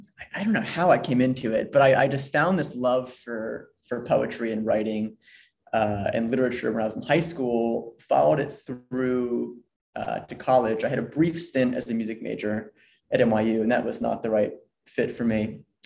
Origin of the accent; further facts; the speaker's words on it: Philadelphia, Pennsylvania, United States; moved away as an adult; also born or lived in New York City; now in Dubai, United Arab Emirates; So I am born and raised in Philadelphia. Grew up there my entire life, went to high school there, loved growing up in Philadelphia